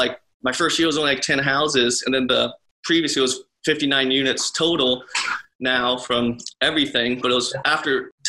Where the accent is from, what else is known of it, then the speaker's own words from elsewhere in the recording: Mahomet, Illinois, United States; I'm from Mahomet, just 10 minutes away from Champaign, where University of Illinois is at.